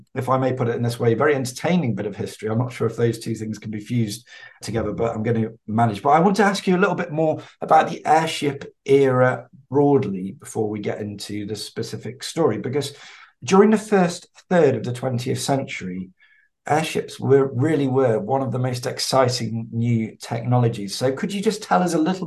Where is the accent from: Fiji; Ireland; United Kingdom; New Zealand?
United Kingdom; England; also born or lived in town just outside London; being English